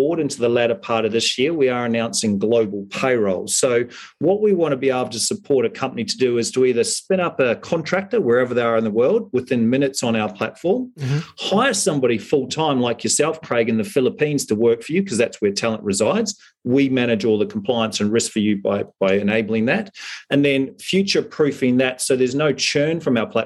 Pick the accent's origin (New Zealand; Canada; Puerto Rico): New Zealand; now in Australia; being a Kiwi